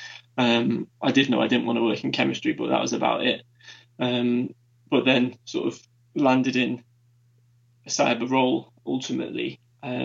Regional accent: Manchester, North West England, United Kingdom; also born or lived in Durham; I was born and raised in Manchester before leaving for a short spell just for university, and then returned for the working world

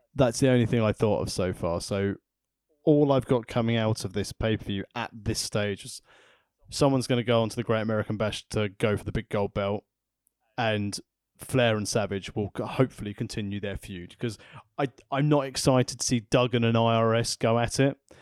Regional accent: England, United Kingdom; I'm from England

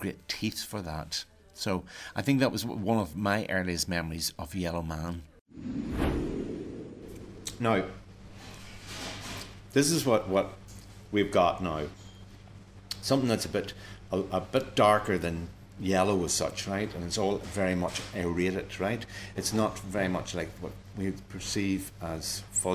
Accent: Toomebridge, Northern Ireland, United Kingdom; where I'm from Toombridge in County Antrim

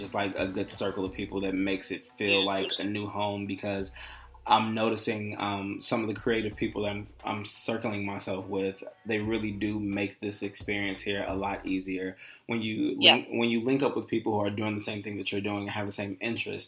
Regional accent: Chicago, Illinois, United States; moved away as an adult; now in Los Angeles, United States; I'm from Chicago. And I moved out here last March

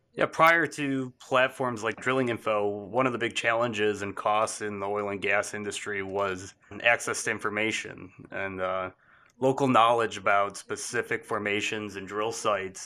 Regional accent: Michigan, United States; moved away; my home state in Michigan

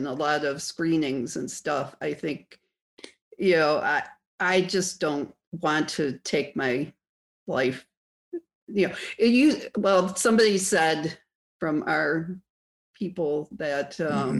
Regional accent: Buffalo, New York, United States; my hometown, Buffalo.

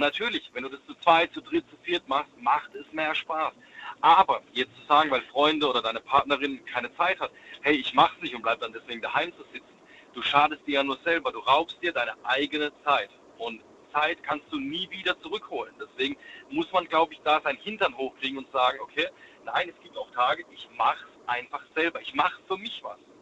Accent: Sinsheim, Baden-Württemberg, Germany; Ich komme aus Sinsheim

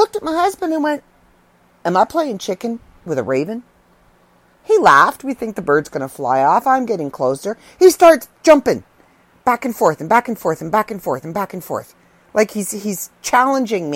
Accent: Canada; I'm Canadian.

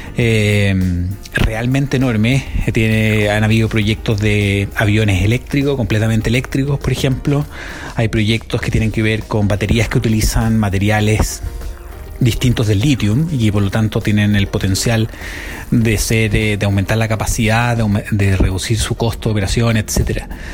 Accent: Chile; moved away as an adult; now in Norway; yo soy chileno y vivo desde hace dos años y medio de acá en Noruega

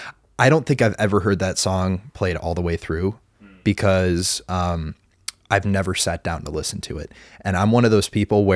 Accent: Chicago, Illinois, United States; I'm from Chicago.

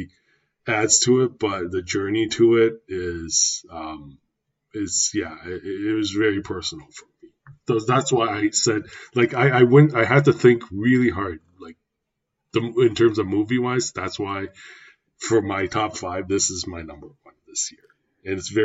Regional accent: Canada; me being a Canadian born

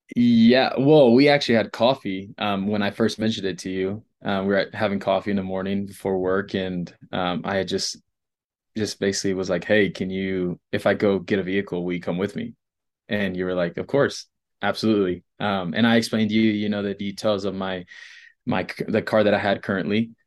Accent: Rockport, Texas, United States; now in Colorado, United States; Rockport, so it's about three hours from Mexico

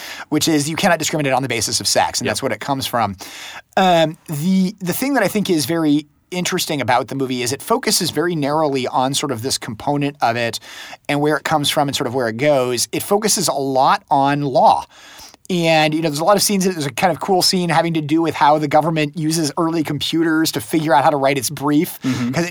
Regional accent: United States; as an American

